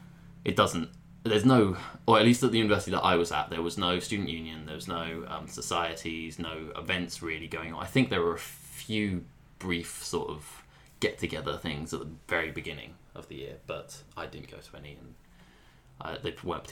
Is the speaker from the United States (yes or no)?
no; France; moved away as an adult; now in United Kingdom; I grew up in France, so I went to school from the age of 6 to 18 in France and did my baccalaureate there. And also went to university in France for about 3 months.